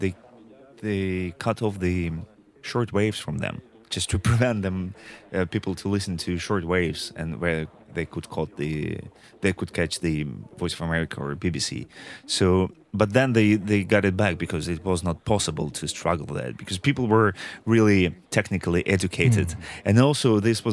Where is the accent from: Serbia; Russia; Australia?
Russia; Yekaterinburg, Sverdlovsk Oblast; my hometown, Ekaterinburg